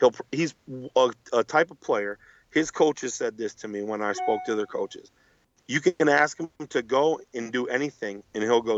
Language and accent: English; Buffalo, New York, United States; I'm from Buffalo